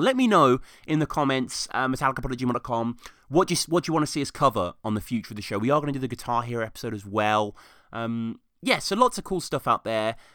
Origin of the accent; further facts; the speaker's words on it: United Kingdom; I'm Brit over here